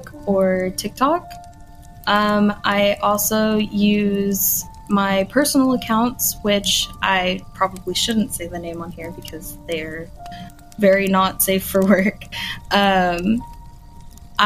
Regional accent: near Mineola, Texas, United States; That is right outside of my hometown.

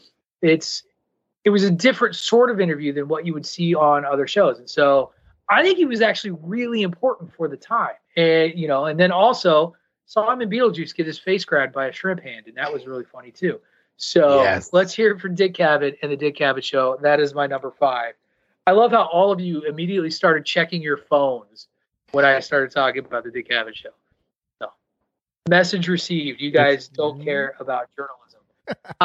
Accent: Illinois, United States; I grew up in Illinois

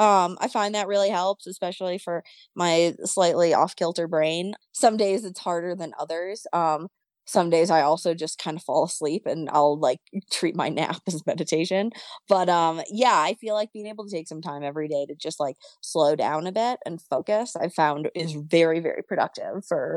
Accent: Boston, Massachusetts, United States; but the Freewave Hazy IPA, as like a Bostonian, like was so excited when that came out.

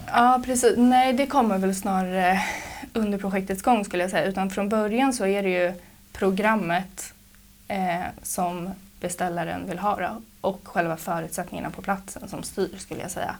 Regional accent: Trosa, Södermanland, Sweden; moved away as an adult; also born or lived in Gothenburg; now in Stockholm, Sweden; jag är uppvuxen i Trosa. Bodde här tills jag var 19 år gammal

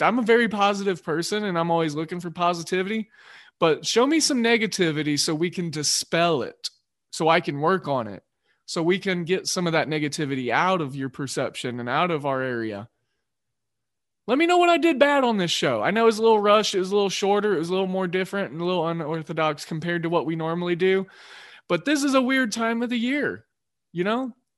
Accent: Oklahoma, United States; moved away as an adult; also born or lived in Georgia; I was from Oklahoma.

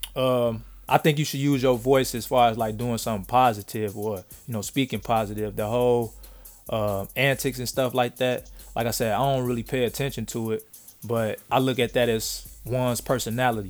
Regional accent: Chicago, Illinois, United States; Growing up in Chicago

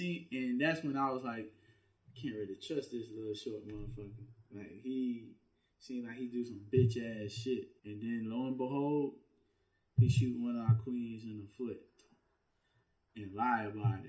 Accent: Louisiana, United States; people that I grew up with in Louisiana, bro, they don't care who you are, men or women.

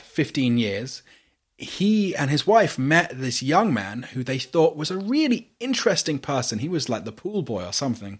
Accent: United Kingdom; accent: British; I am a non-white British person.

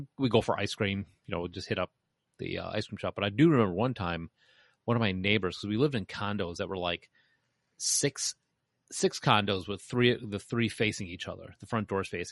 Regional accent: Bolingbrook, Illinois, United States; also born or lived in Chicago, United States; we moved from Chicago to Bolingbrook

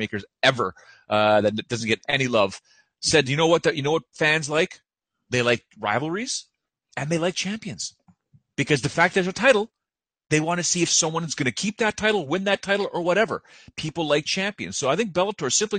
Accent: Canada; I'm from Canada

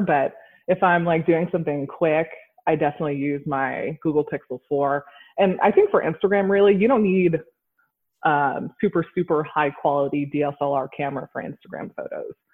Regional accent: Rhode Island, United States; I grew up in Rhode Island, which is like the ocean state.

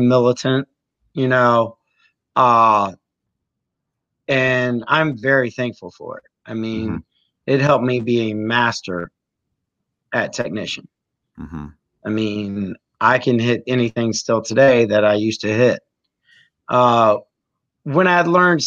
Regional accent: Great Bridge, Virginia, United States; also born or lived in Portsmouth, Virginia; I moved to Great Bridge in fourth grade. Mm-hmm. And I moved from Portsmouth

